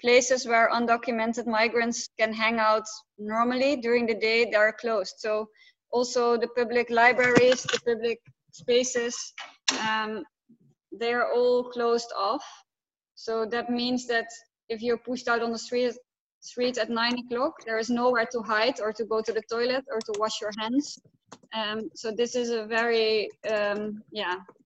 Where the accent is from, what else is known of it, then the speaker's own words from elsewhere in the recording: Amsterdam, North Holland, Netherlands; I'm from Amsterdam originally.